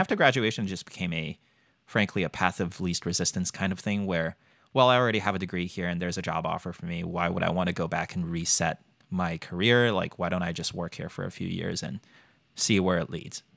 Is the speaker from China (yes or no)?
yes; China; moved away as an adult; now in United States; Born and raised in China, came here for college